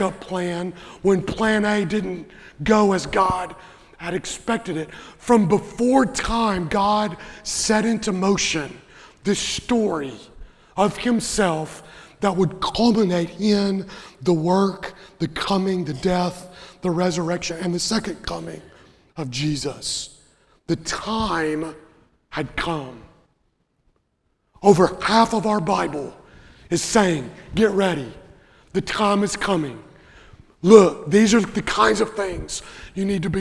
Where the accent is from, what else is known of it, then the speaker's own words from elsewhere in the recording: Western Kentucky, United States; I grew up in Western Kentucky